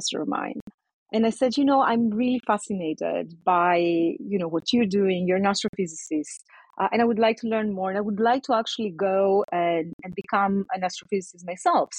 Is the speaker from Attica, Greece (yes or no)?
yes; Athens, Attica, Greece; moved away; I was born and raised in Athens in Greece